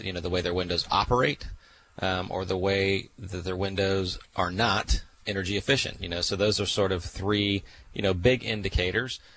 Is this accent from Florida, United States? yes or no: yes; Central Florida, United States; I'm from the Central Florida area